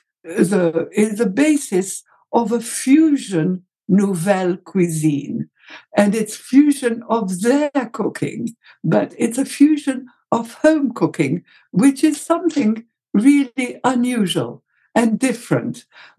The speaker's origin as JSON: {"language": "English", "country": "Egypt", "said": "in Egypt, we had zalabia"}